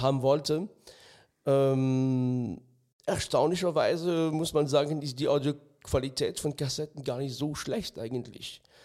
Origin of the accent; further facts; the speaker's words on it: France; moved away; ich bin im ganz Minidorf in Frankreich aufgewachsen